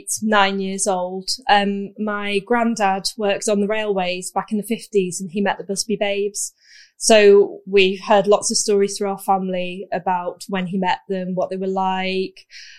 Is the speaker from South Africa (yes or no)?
no; Warrington, North West England, United Kingdom; I'm from Warrington.